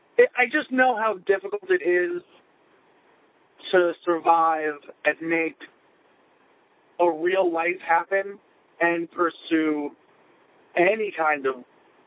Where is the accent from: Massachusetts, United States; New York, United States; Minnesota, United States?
New York, United States; Plainview; now in Bethpage, United States; I'm from Long Island.